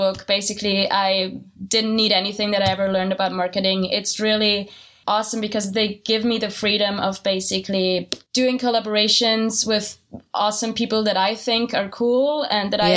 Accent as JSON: {"language": "English", "region": "Salzburg", "country": "Austria", "also_born_or_lived": "Vienna, Austria", "second_language": "English", "moved": "as an adult", "lives_now": "New York, United States", "said": "I am originally from Austria, Salzburg."}